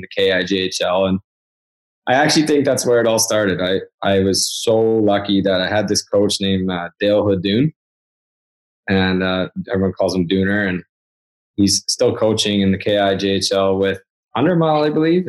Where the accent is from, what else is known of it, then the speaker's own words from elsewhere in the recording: Prince George, British Columbia, Canada; I grew up in Prince George